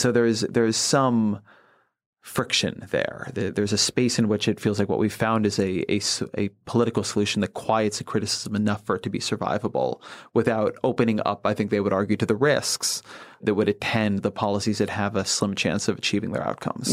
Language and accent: English; Southern California, United States; I grew up in Southern California